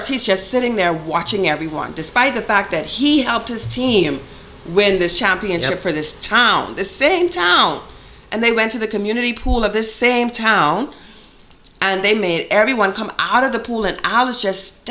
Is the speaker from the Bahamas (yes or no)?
yes; Bahamas; moved away as an adult; now in Richmond, Canada; I'm from the Bahamas.